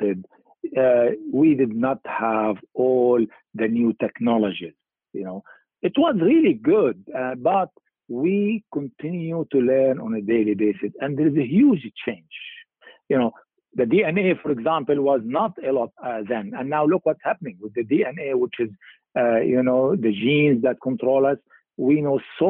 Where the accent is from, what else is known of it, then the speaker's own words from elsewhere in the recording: Lebanon; moved away as an adult; also born or lived in England; I was born in Lebanon in 1950